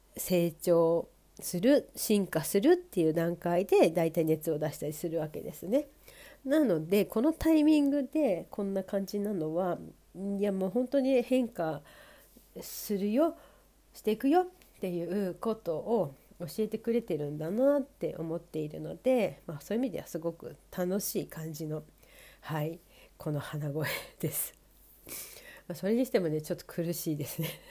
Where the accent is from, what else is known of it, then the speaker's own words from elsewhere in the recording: Sapporo, Hokkaido, Japan; moved away; 北海道だとね札幌地元札幌だと